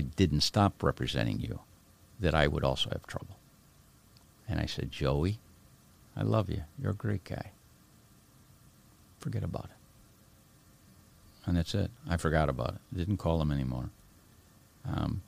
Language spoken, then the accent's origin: English; Chicago, Illinois, United States; moved away as an adult; also born or lived in Italy; I grew up in Bridgeport